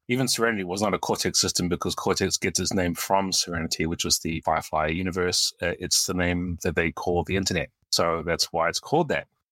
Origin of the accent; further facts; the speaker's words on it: New Zealand; moved away; also born or lived in United States; Uh, I'm a New Zealander. I was born here, and I moved to the U S in about nineteen ninety-six, and, uh, lived there for twenty-two years before moving back here to New Zealand in twenty eighteen.